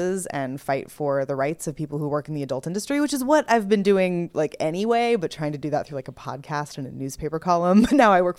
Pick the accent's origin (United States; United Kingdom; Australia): United States; California; I am not from the Midwest at all. I'm California